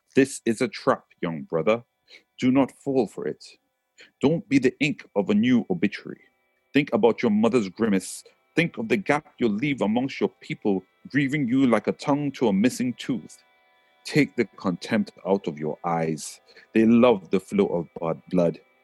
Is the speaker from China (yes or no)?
no; Trinidad & Tobago; accent: Trinidadian; moved away as an adult; now in England; even though I was born in England, went to Trinidad when I was three, and came back to England when I was 19. So I was raised in Trinidad.